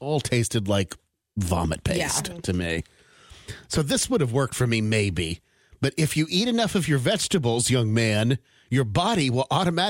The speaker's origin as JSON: {"language": "English", "region": "West Coast", "country": "United States", "tie": "born or raised there", "said": "I grew up on the West Coast, like Brooke did"}